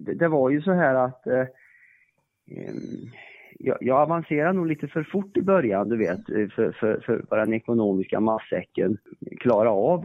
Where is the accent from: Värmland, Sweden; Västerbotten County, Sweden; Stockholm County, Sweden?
Värmland, Sweden; Jag kommer ju från Värmland